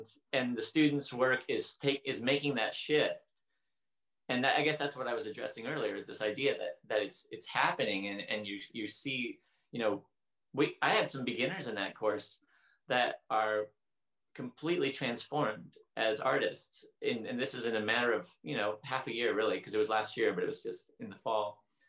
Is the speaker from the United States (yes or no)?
yes; Portland, United States; I grew up in Portland and it was rainy